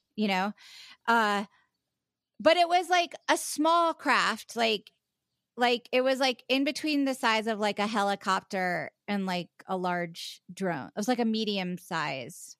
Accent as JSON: {"language": "English", "town": "Charleston", "region": "South Carolina", "country": "United States", "tie": "born or raised there", "also_born_or_lived": "West Virginia"}